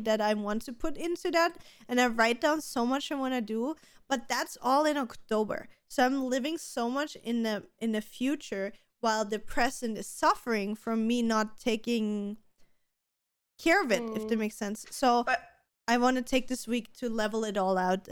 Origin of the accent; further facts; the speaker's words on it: Austria; we're both from Austria